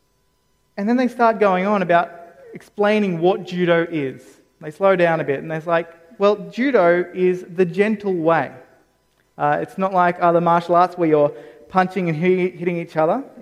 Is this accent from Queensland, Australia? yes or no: no; Campbelltown, New South Wales, Australia; I grew up in Campbelltown.